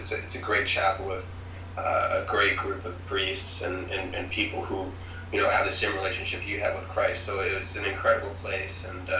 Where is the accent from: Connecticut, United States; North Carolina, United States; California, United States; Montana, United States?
Connecticut, United States; Newtown; also born or lived in New York City; So I am from Newtown, Connecticut, and I've been here probably now for about 17 years or so. I was born in New York City and lived there for my first couple years.